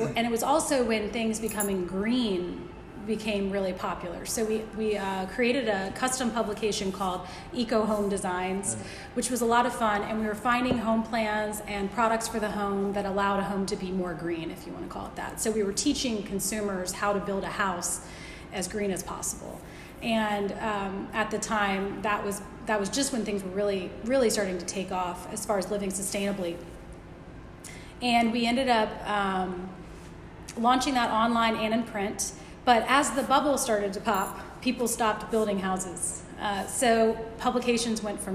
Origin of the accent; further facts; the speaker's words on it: Virginia Beach, Virginia, United States; also born or lived in Richmond, Virginia / Washington, D.C.; I grew up in Hampton Roads. I was born in Virginia Beach, Virginia. Went to First Colonial High School here locally